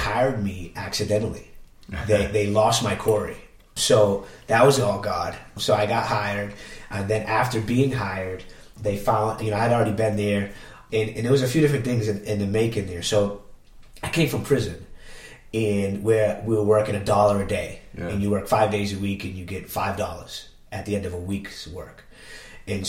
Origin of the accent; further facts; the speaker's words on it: Worcester, Massachusetts, United States; moved away as an adult; also born or lived in Boston; I grew up in Worcester, Massachusetts. I don't live in Worcester, Massachusetts. I moved away from all of it.